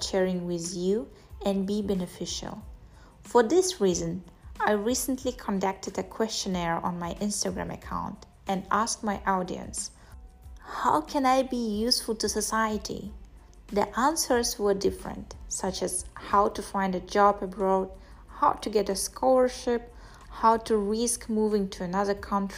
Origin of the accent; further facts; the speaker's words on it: Kazakhstan; I'm from Kazakhstan